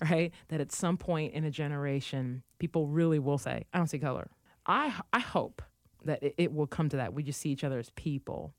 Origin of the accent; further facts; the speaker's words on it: United States; there has never been a time growing up in the United States where I've not been aware of the fact that I'm African-American